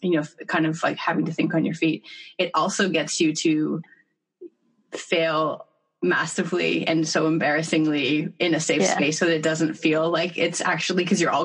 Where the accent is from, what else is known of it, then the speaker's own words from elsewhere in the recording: Toronto, Ontario, Canada; now in Australia; I'm from Toronto too, like Vicky